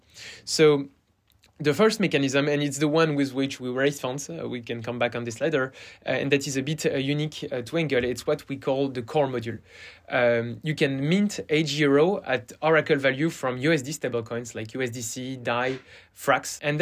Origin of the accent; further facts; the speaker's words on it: France; accent: French; English is a second language; also born or lived in Stanford, United States; So I'm French, and you will hear it from my accent.